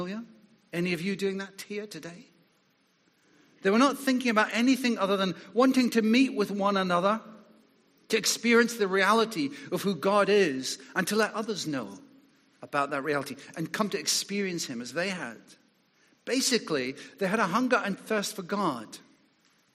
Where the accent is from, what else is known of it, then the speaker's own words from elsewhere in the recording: Scotland, United Kingdom; moved away; as a boy growing up in Scotland